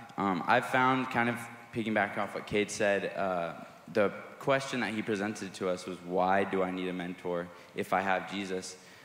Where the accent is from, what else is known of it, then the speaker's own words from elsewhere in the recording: Nicaragua; I grew up in Nicaragua. I was a missionary kid growing up.